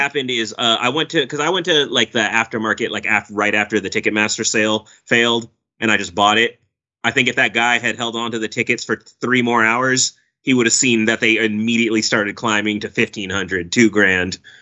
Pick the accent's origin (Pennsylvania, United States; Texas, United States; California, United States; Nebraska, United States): California, United States; Oakland; it's my hometown